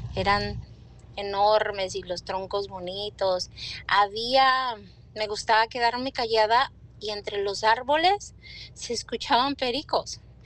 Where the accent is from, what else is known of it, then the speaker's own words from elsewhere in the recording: Las Naranjas, Jalisco, Mexico; del lugar donde yo nací, se llama Las Naranjas, es en el estado de Jalisco